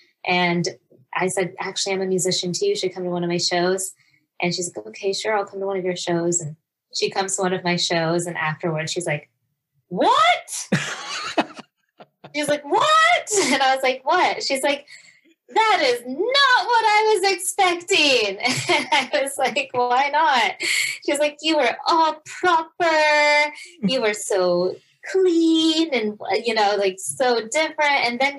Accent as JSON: {"language": "English", "country": "Kenya", "said": "And I was like, I'm Kenyan and that sounds perfect."}